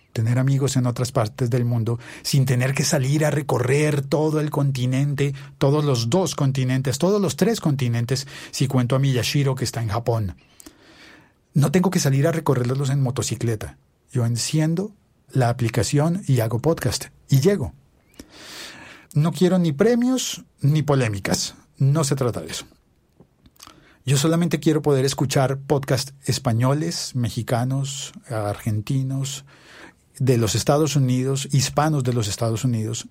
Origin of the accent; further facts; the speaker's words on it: Colombia; also born or lived in Bogotá; yo soy colombiano y vivo en Bogotá, en Colombia